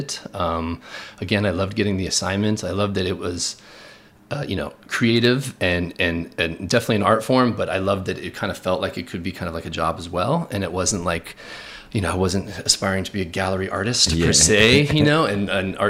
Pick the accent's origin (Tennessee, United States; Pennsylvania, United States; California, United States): California, United States; Palos Verdes; moved away as an adult; now in New York City, United States; I grew up in Los Angeles, California, in a town called Palos Verdes, which is southern Los Angeles on the coast